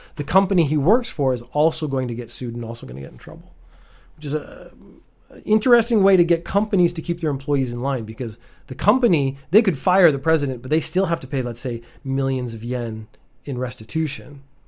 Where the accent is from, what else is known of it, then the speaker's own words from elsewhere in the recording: Canada; being Canadian and growing up with America right next door